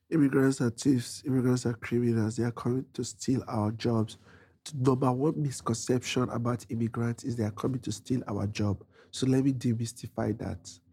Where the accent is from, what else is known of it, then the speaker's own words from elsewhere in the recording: Nigeria; moved away as an adult; now in New York City, United States; When I was fleeing persecution from Nigeria, my mom paid for my flight tickets to leave Nigeria and come to United States.